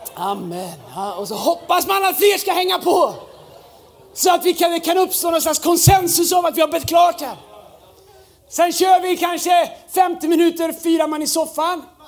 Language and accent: Swedish; Tidaholm, Västra Götaland, Sweden; när jag växte upp där så, så, så fanns liksom Pingstkyrkan, den fantastiska kyrkan, röd tegelbyggnad. Där var Gud. Här ute i Tidaholm så var alla andra.